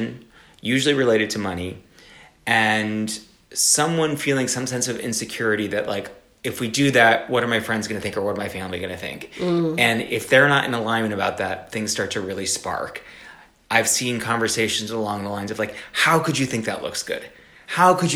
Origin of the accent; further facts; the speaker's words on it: South Florida, United States; I grew up in South Florida